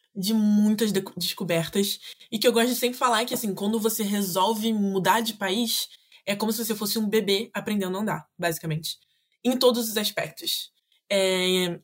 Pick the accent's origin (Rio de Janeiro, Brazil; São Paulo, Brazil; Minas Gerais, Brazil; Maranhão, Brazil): Rio de Janeiro, Brazil; accent: carioca; first language Portuguese; moved away as an adult; now in France; eu nasci, fui nascida e criada no Rio de Janeiro